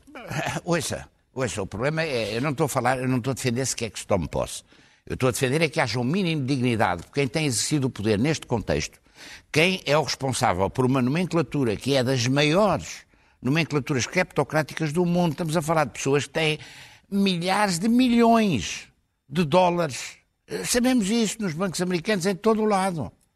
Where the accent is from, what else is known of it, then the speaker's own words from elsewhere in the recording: Portugal; foi como português, português que conhece um pouco Angola